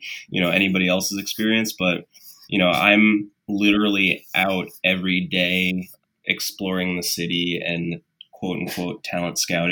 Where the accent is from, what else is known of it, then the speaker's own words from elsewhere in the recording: New York, United States; I'm born and raised in New York and I don't have an accent.